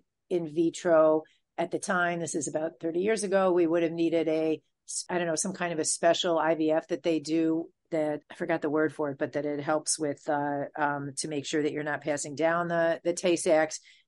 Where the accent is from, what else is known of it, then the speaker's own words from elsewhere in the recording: Michigan, United States; moved away as an adult; now in New York, United States; I grew up in a big conservative Jewish family. And the politics were very, you know, in where I was in Michigan was right wing